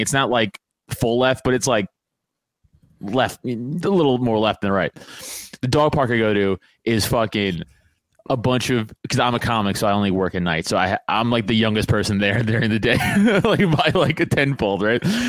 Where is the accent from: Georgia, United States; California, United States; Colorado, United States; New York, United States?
New York, United States; now in near Philadelphia, United States; I'm from New York